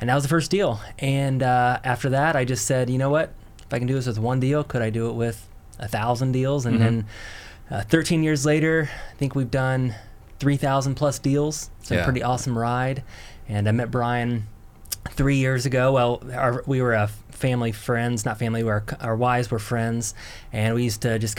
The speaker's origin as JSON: {"language": "English", "region": "Indiana", "country": "United States", "tie": "born or raised there", "said": "I grew up in Indiana"}